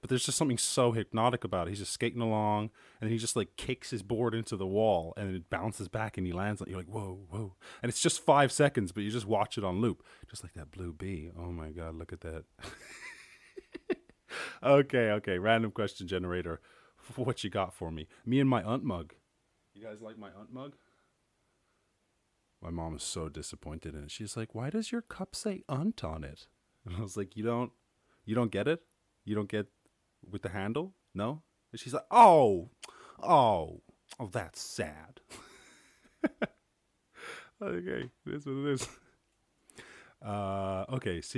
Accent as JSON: {"language": "English", "country": "Ireland", "said": "I'm from Ireland."}